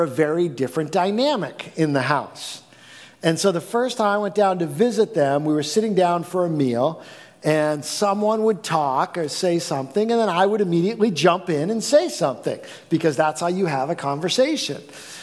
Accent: East Coast, United States; we're from the East Coast. We're not from around here.

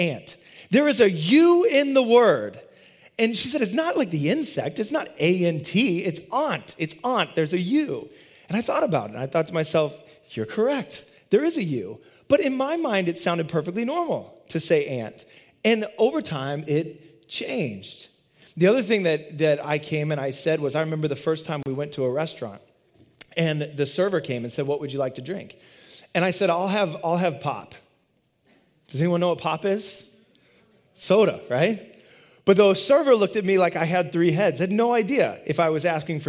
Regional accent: Midwest, United States; moved away as an adult; now in Boston, United States; I grew up in the Midwest. I didn't grow up here, and I moved out here in 2002 to the Boston area

